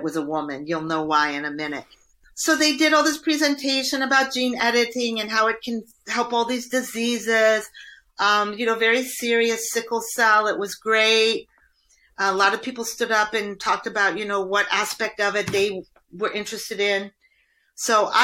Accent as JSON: {"language": "English", "region": "Indiana", "country": "United States", "tie": "born or raised there", "said": "I grew up in Indiana. That's like a corn growing part of the United States."}